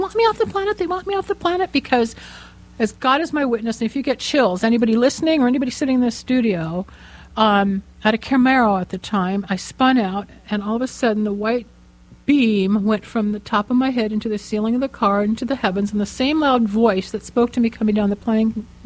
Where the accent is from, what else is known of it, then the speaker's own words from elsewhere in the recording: Los Angeles, California, United States; I grew up here in Los Angeles